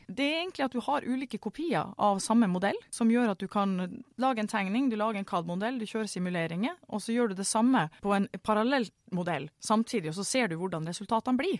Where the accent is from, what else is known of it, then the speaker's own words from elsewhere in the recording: Northern Norway, Norway; jeg er en entusiastisk nordlending